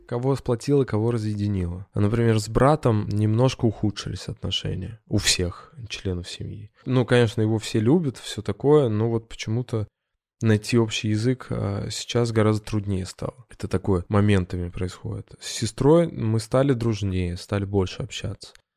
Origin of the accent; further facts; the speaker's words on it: Ulyanovsk, Ulyanovsk Oblast, Russia; moved away as an adult; now in Moscow, Russia; Я из Ульяновска, и я переехал в Москву достаточно поздно, в двадцать четыре года